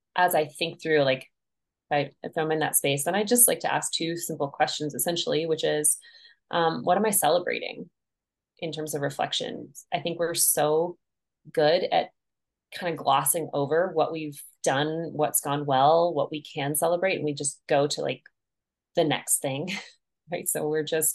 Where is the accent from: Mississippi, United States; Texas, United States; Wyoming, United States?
Wyoming, United States; Crowheart; moved away as an adult; now in Montana, United States; I'm based in Montana now, but I was originally born in Wyoming and lived there for most of my life, really. I grew up in Crowheart